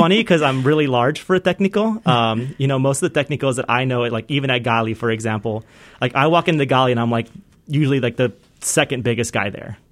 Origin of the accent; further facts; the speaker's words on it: Southern California, United States; moved away as an adult; also born or lived in San Fernando Valley / Palmdale; now in Ohio, United States; I grew up in Southern California, so, uh, between the San Fernando Valley and, like, the North Ridge Panorama City area and then the desert, um, so up near Palmdale